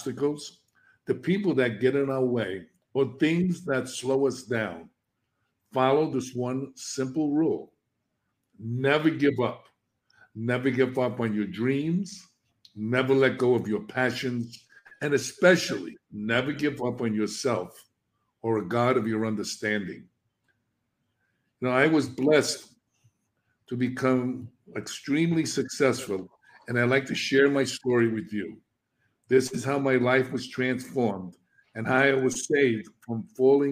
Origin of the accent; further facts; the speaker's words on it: New York City, New York, United States; I'm a kid from the South Bronx. I was brought up in an inner city neighborhood in the projects.